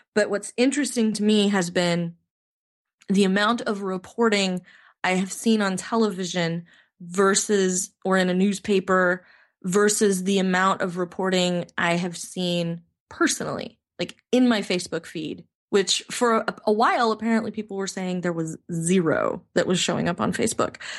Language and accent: English; United States; as an American